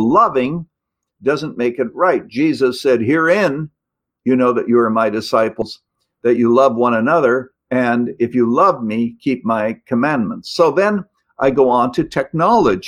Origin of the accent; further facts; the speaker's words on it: Canada; now in United States; I was born in Canada.